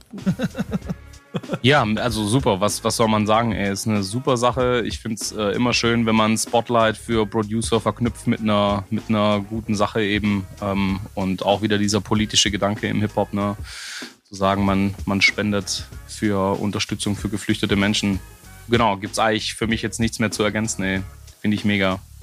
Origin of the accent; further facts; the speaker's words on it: Southern Germany, Germany; hier, wo ich herkomme, in Süddeutschland